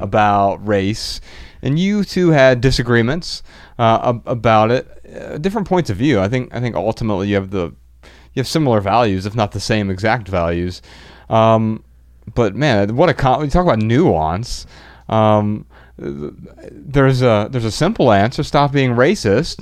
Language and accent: English; Dayton, Ohio, United States; we're from Dayton, Ohio